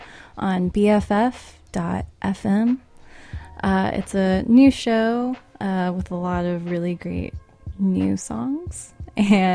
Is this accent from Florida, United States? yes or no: yes; North Florida, United States; moved away as an adult; also born or lived in Bay Area, California; now in San Francisco Bay Area, United States; So I come from North Florida, which is, like, the panhandle.